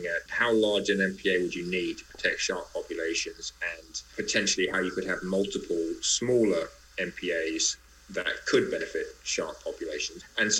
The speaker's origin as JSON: {"language": "English", "country": "Greece", "said": "I come from Greece"}